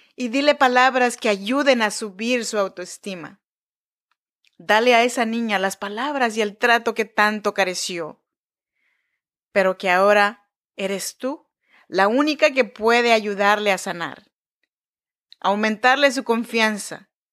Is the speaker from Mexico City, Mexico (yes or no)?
no; Chinantec region, Oaxaca, Mexico; born or raised there; now in Sacramento, United States